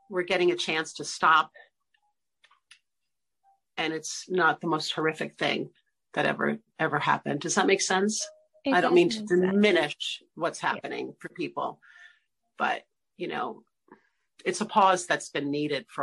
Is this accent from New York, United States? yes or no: yes; New York City, New York, United States; I'm from Brooklyn